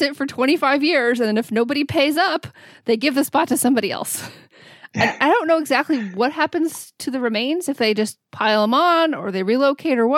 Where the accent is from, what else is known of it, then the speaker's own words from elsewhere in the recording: United States; being an American